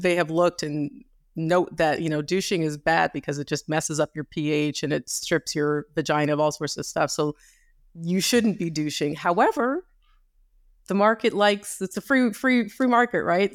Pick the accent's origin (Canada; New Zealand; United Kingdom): Canada; I grew up in Canada.